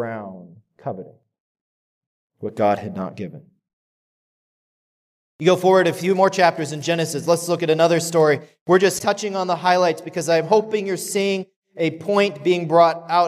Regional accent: Kechi, Kansas, United States; the little town that I grew up in outside of Wichita, Kansas. So I grew up in Kechi, just north.

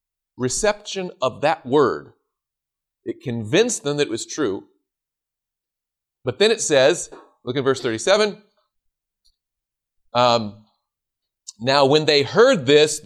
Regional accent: the South, United States; I grew up in the South.

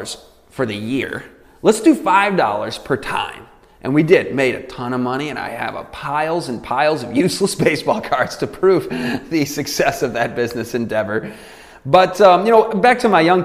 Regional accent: Michigan, United States; I grew up in Michigan

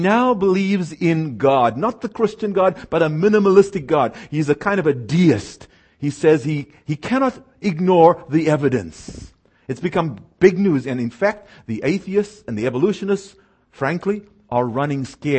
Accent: South Africa; moved away; I was born and raised in South Africa

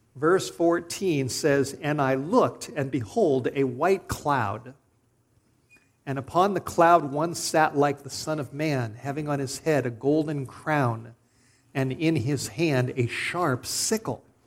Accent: Los Angeles, California, United States; I grew up in Studio City, North Hollywood, in Southern California

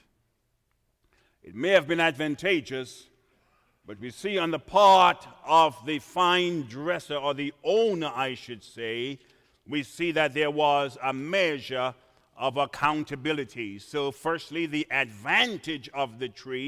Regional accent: Trinidad & Tobago; moved away; I was born in the Caribbean

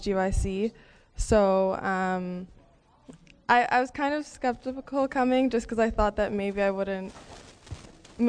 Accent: Toronto, Ontario, Canada; I'm from Canada, Toronto, Canada

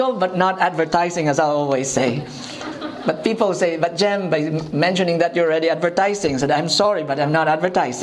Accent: Philippines; I am from the Philippines.

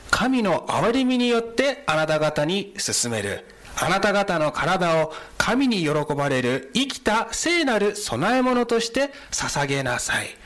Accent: United States; で、あの、日系アメリカ人の3世です。あどういうことかというと、アメリカ生まれ、アメリカ育ちで、ひいおじいちゃんが日本からアメリカに行きまして、なので外見的には日本人に見えますが、中身はアメリカ人です。

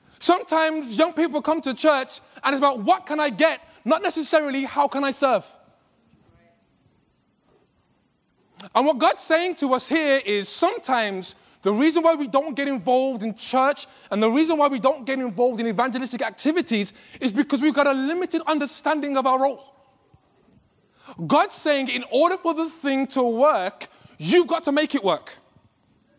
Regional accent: England, United Kingdom; accent: British; I'm from England. And I know people have been struggling since I've been here with my British accent

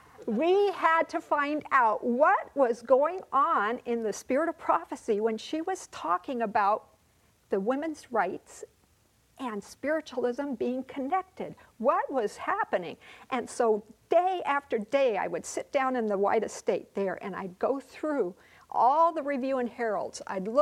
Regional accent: Bangkok, Thailand; By way of introduction, I was born and reared in Bangkok, Thailand.

